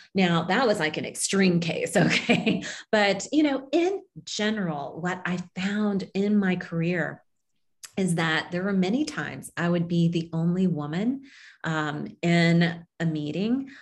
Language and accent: English; Kansas, United States; moved away as an adult; also born or lived in Tokyo, Japan; I grew up in Kansas, um, a Kansas girl, small town